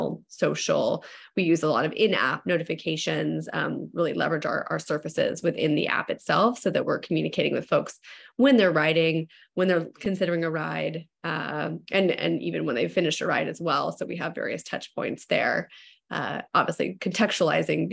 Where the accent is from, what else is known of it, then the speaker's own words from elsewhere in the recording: Walnut Creek, California, United States; my hometown of Walnut Creek, which is in the East Bay, that's in East Bay area, Northern California